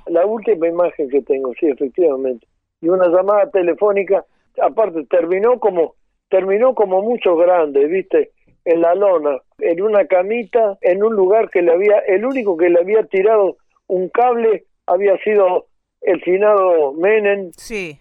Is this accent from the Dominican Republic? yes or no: no; Concordia, Entre Ríos, Argentina; moved away; en mi pueblo, en Concordia